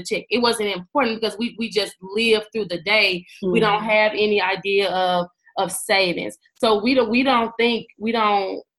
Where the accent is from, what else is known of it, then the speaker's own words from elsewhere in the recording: St. Louis, Missouri, United States; I'm from St. Louis, Missouri.